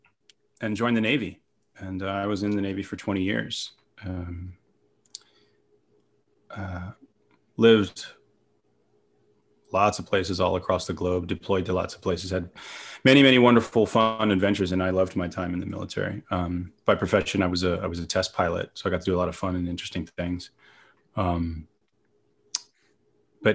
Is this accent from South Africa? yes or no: no; England, United Kingdom; now in Los Angeles, United States; I grew up in England in the 80s.